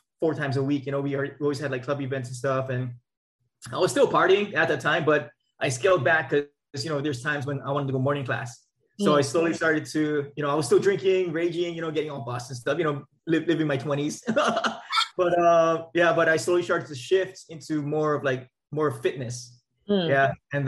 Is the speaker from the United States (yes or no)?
yes; Maui, Hawaii, United States; moved away as an adult; also born or lived in Oahu, Hawaii / Bay Area, California; now in Elk Grove, United States; Born and raised on Maui, and then so after graduating Lahainaluna High School